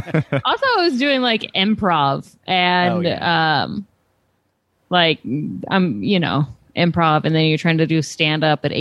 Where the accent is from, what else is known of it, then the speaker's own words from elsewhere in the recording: near College Station, Central Texas, United States; you're going to Texas. That's where I'm from.